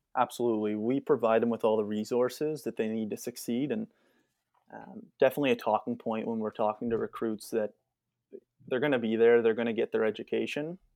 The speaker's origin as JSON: {"language": "English", "town": "Whitby", "region": "Ontario", "country": "Canada", "said": "I'm actually from Whitby"}